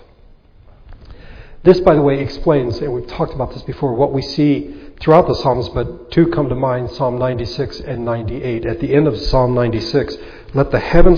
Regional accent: United States; us as American Christians

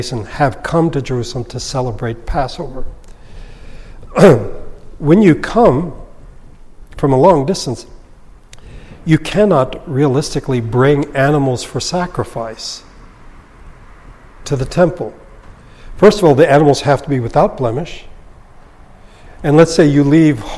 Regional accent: Philippines; now in Los Angeles, United States; When I was growing up in the Philippines

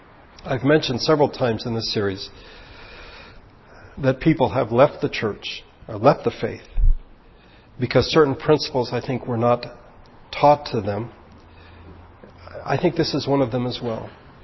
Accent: Philippines; I'm American, but I grew up in the Philippines in a different culture.

